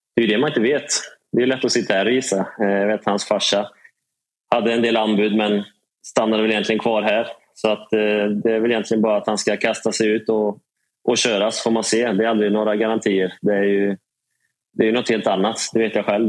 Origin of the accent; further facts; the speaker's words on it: Trollhättan, Västra Götaland, Sweden; Gräddhyllan i Trollhättan, vet du. Sandhem eh, fint. Precis bredvid fotbollsplanen där jag växte upp